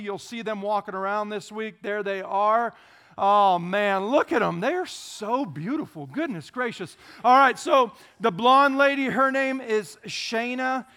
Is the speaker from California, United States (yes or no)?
yes; Lodi, California, United States; moved away as an adult; now in Queen Creek, United States; I grew up in a little farming town in Northern California known as Lodi.